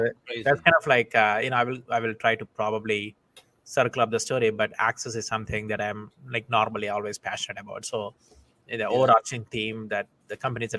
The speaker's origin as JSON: {"language": "English", "country": "India", "tie": "born or raised there", "moved": "as an adult", "lives_now": "United States", "said": "But originally, I'm from India. I came to the United States almost 20 years ago now."}